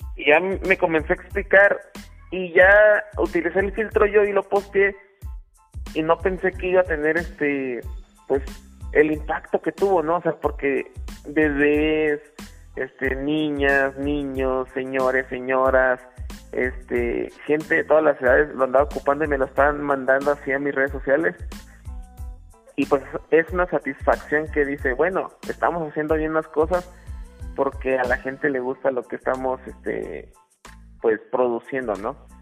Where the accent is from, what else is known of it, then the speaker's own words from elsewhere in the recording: Saltillo, Coahuila, Mexico; moved away as an adult; now in Mexico City, Mexico; se la llevó hasta Saltillo, Coahuila, entonces prácticamente toda mi vida me la pasé allá